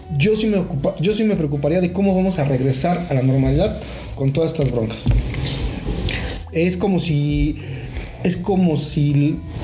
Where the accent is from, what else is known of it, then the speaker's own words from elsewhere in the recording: Mexico; como, pueblo mexicano